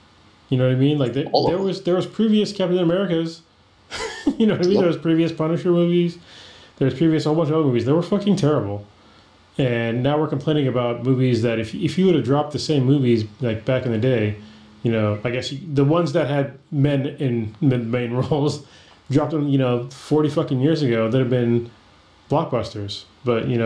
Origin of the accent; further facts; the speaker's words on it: Bay Area, California, United States; I'm from the Bay Area